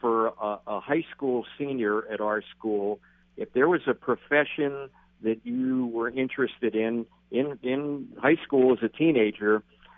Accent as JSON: {"language": "English", "town": "Philadelphia", "region": "Pennsylvania", "country": "United States", "tie": "born or raised there", "moved": "as an adult", "said": "I grew up in Philadelphia. I'm from the East Coast originally."}